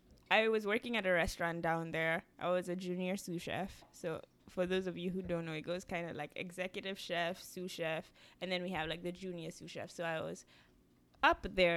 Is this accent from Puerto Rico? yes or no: no; Kenya; also born or lived in Miami, United States; I grew up in Kenya, and that's where we met.